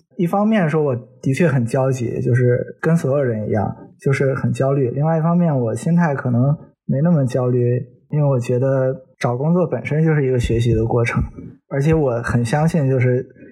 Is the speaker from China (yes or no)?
yes; northern China, China; moved away as an adult; also born or lived in Hong Kong / Germany; 虽然我是个北方人，但我成年之后不久就去在香港生活了五年